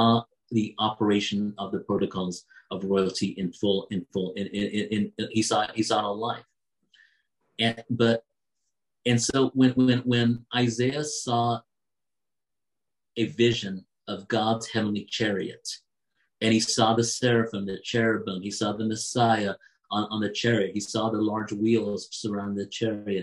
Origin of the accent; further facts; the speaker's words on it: United States; also born or lived in England; I was born in England, but I was very young when we moved to America.